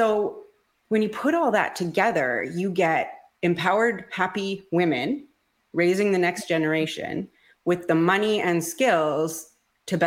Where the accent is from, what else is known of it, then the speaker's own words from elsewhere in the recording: Ontario, Canada; I am from Ontario, Canada